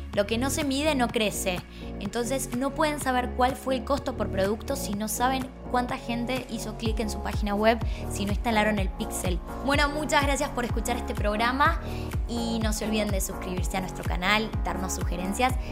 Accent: Argentina; somos así los argentinos

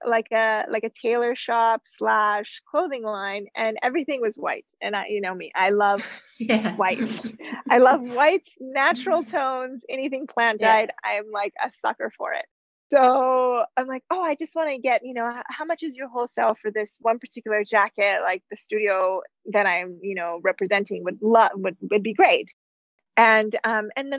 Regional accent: United States; moved away as an adult; also born or lived in Canada; I'm from the US

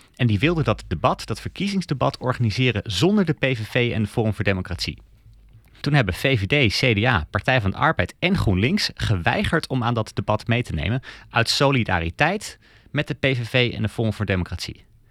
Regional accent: Denmark; now in Netherlands; ik kom zelf uit Denemarken

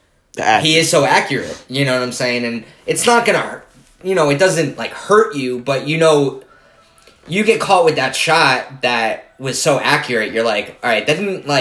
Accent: New Jersey, United States; We're both from Jersey.

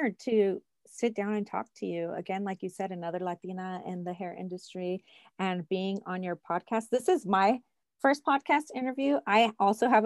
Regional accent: California, United States; moved away as an adult; also born or lived in New York; now in Cheyenne, United States; I am now licensed in 3 states, California, my hometown, New York, and now I'm currently in Cheyenne, Wyoming.

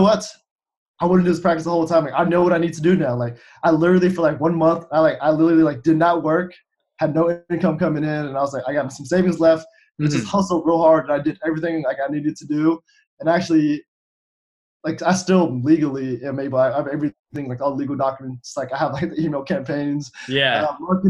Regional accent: Cincinnati, Ohio, United States; came back to Cincinnati, which is my hometown

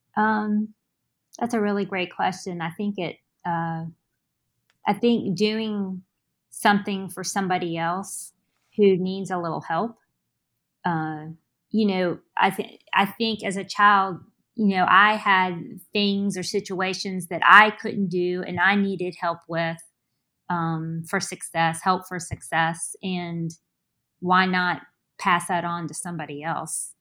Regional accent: Richmond, Virginia, United States; also born or lived in Charleston, West Virginia; I originally was born in Charleston, West Virginia, and, um, I moved to Richmond as an infant.

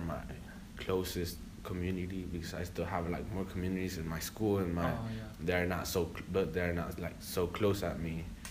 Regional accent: Mexico; first language Spanish; English is a second language; now in United States; I was born here in the United States but raised in Mexico

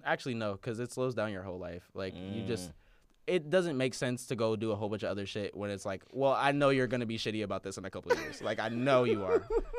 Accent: Minneapolis, Minnesota, United States; Growing up in Minneapolis, knowing so many Somali people, I know so many people that have more than seven siblings.

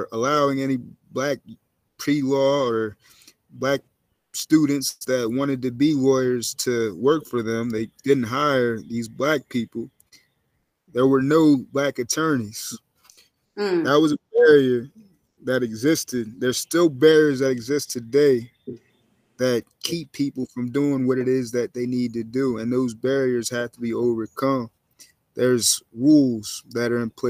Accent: Berks County, Pennsylvania, United States; also born or lived in Chester, Pennsylvania; I'm familiar with Amish people because I grew up in Berks County, Pennsylvania

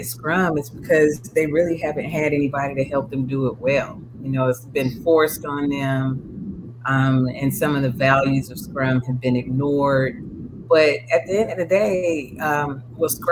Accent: Durham, North Carolina, United States; I'm originally from Durham, North Carolina, Bull City for life

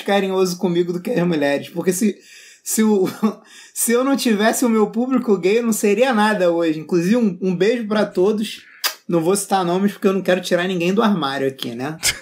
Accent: Rio de Janeiro, Brazil; eu não sou carioca, eu sou tijucano

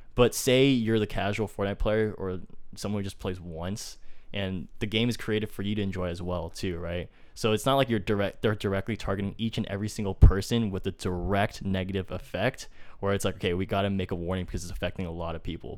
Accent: Fremont, California, United States; my hometown in Fremont

